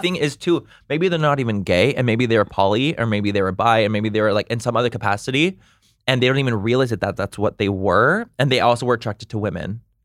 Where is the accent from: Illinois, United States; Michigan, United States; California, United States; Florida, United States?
California, United States; Chula Vista; I'm from San Diego, born and raised San Diego